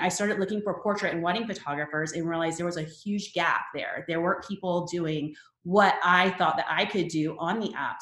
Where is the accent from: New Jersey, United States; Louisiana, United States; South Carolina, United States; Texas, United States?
South Carolina, United States; Charleston; moved away as an adult; move back to my hometown in Charleston, South Carolina